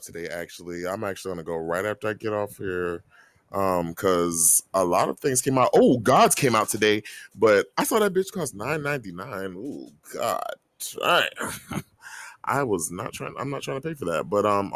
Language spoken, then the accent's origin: English; Florida, United States; I'm from Florida